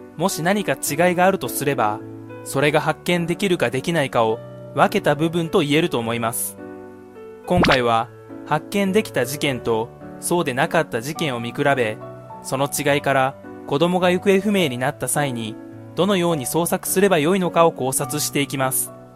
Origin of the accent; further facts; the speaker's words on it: Sendai, Miyagi, Japan; 私の地元にある仙台市商店街